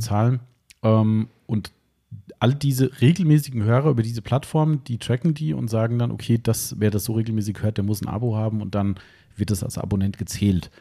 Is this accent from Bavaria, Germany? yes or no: no; Hesse, Germany; accent: Hessian; meinen hessischen Dialekt